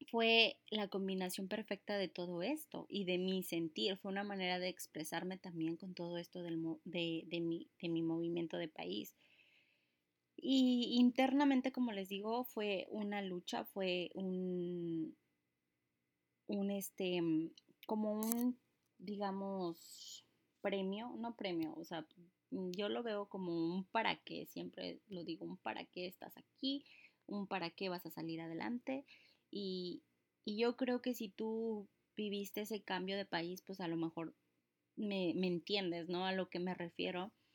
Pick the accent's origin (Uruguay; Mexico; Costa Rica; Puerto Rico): Mexico; now in United States; soy mexicana, una mexicana viviendo aquí en tierras gringas